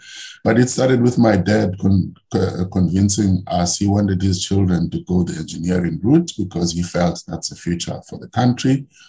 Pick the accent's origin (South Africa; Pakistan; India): South Africa; Mthatha, Eastern Cape; moved away as an adult; also born or lived in Berlin; now in Cape Town, South Africa; obviously. I was born and bred in Mthatha. I'm a boy from the former Transkei, former homeland